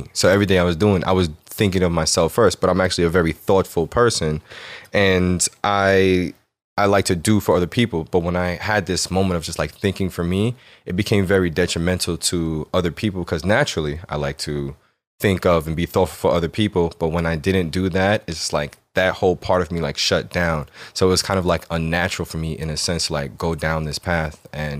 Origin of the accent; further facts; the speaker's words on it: Jamaica; I am Jamaican also.